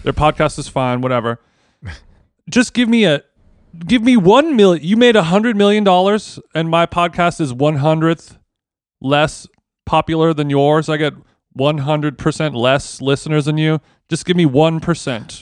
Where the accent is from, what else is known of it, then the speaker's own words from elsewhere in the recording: Huntington Beach, California, United States; I grew up in Huntington Beach